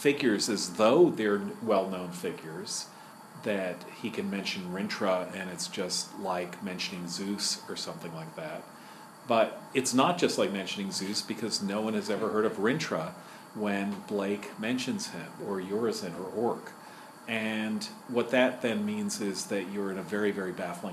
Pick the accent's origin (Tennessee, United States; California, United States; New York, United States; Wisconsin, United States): New York, United States; New York City; I'm from Manhattan, which is a different borough